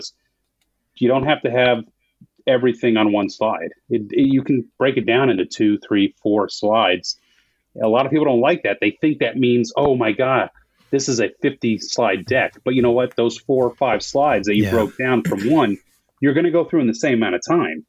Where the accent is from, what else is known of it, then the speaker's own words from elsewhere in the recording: New Jersey, United States; now in Texas, United States; I said I'm from Texas, but I'm from New Jersey originally